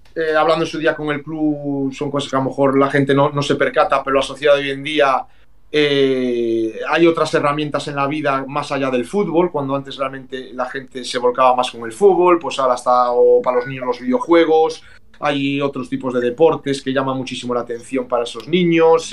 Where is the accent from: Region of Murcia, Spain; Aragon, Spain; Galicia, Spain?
Galicia, Spain; como buen gallego